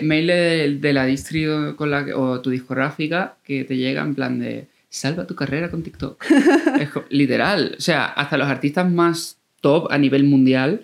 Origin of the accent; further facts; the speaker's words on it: Coria del Río, Andalusia, Spain; Yo vengo de Corea del Río, de un pueblo de Sevilla